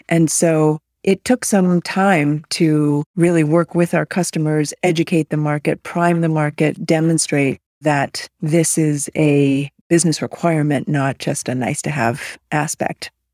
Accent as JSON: {"language": "English", "area": "outside of Boston", "region": "Massachusetts", "country": "United States", "tie": "born or raised there", "also_born_or_lived": "Malaysia", "said": "I was raised on the East Coast outside of Boston"}